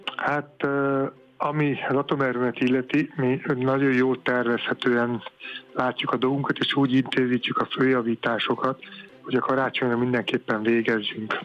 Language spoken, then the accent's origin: Hungarian; Paks, Tolna, Hungary; mi egy őspaksi család vagyunk nagyon régóta, és amikor az atomerőmű épült, akkor én az atomerőmű sportegyesületbe kezdtem el sportolni, és már egészen fiatalon már mondták, ú, itt a biztos sugárszó, mert hogy én paksi vagyok